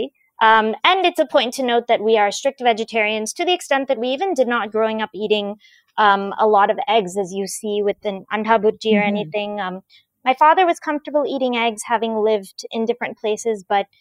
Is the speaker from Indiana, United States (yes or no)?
yes; Indianapolis, Indiana, United States; born or raised there; also born or lived in Chennai, India